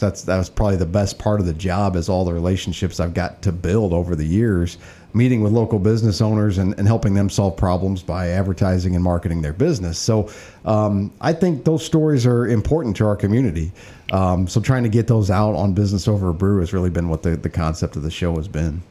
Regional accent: East Alton, Illinois, United States; I grew up in East Alton, went to Wood River High School, uh, Illinois College, and yeah, I've been a community member all my life

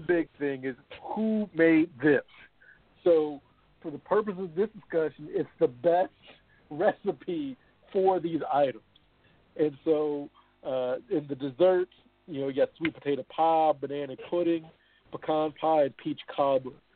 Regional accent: the South, United States; I'm from the South

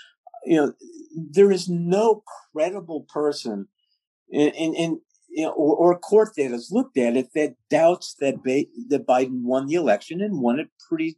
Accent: England, United Kingdom; The odd thing is, I'm English as far as you can go. I'm English.

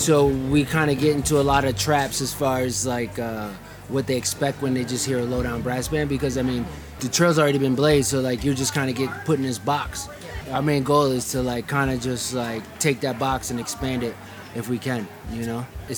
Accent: New York, United States; Well, I'm from New York, so...

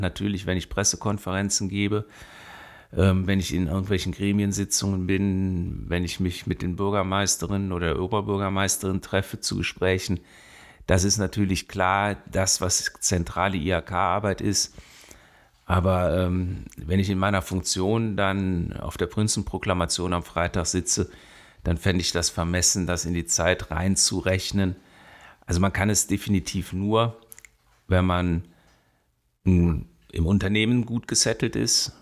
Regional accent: Bonn, North Rhine-Westphalia, Germany; also born or lived in Bielefeld / Cologne / Siegburg; ich bin in Bonn groß geworden. Ich bin auf dem Venusberg geboren worden, in Röttgen dann gewohnt.

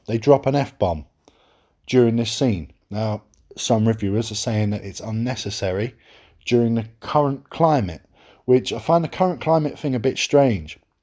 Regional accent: England, United Kingdom; I'm English.

